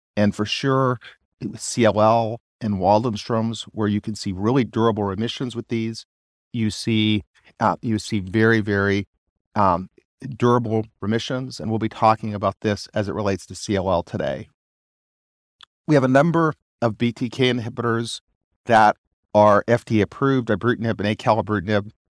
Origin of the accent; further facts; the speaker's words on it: Arkansas, United States; I'm also from Arkansas where we think about things simply